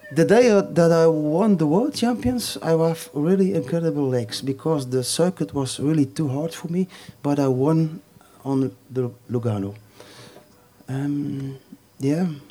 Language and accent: English; Flanders, Belgium; English is a second language; I'm coming from Flanders